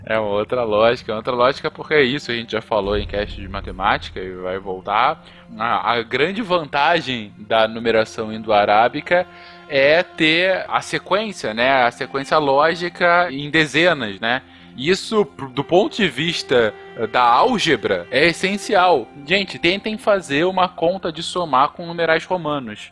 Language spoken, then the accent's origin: Portuguese; Brazil; a gente, né, como brasileiro